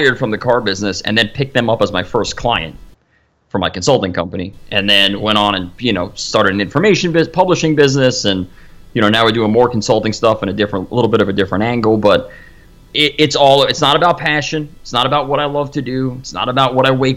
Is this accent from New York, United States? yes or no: yes; Long Island, New York, United States; I'm out on Long Island